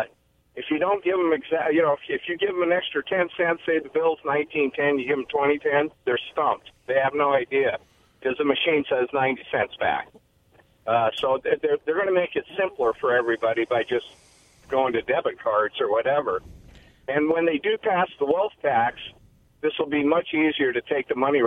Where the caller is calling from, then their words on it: Pasco, Washington, United States; Hey, guys. … from Pasco.